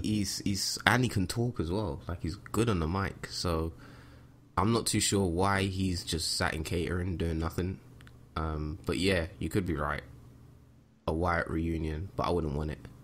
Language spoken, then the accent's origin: English; United Kingdom; we are, we are British